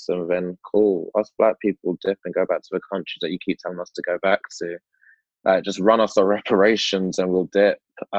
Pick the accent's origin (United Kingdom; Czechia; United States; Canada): United Kingdom; So when I do protest, I protest as a black British person, but I also have a knowledge that I'm black British, but I'm also a British Jamaican.